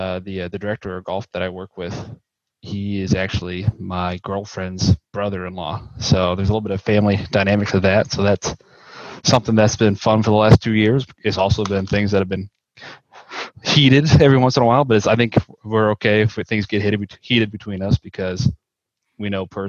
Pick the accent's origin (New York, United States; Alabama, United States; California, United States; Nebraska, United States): Nebraska, United States; Blair; also born or lived in Lincoln, Nebraska; now in Omaha, United States; I'm originally from Blair, Nebraska, graduated there, came down to UNL for the PGM program.